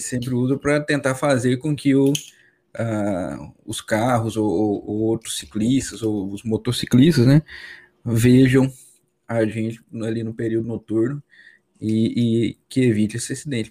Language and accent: Portuguese; Minas Gerais, Brazil; moved away; eu sou de Minas, né? morava no interior de Minas.